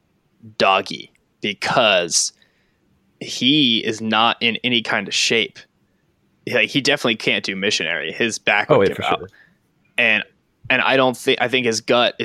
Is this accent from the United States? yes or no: yes; California, United States; growing up in California